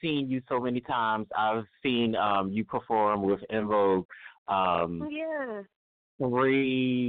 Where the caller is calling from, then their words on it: Philadelphia, Pennsylvania, United States; from Philadelphia. Well, I'm calling from Philadelphia.